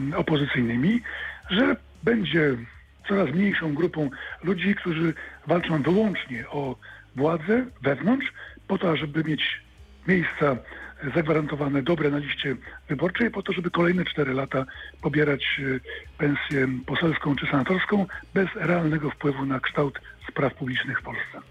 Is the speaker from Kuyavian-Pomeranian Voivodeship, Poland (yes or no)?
no; Wrocław, Lower Silesian Voivodeship, Poland; jestem wrocławianinem, dolnoślązakiem